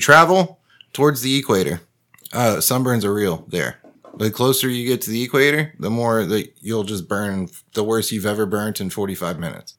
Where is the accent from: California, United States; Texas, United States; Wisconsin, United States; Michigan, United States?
Texas, United States; as a Texan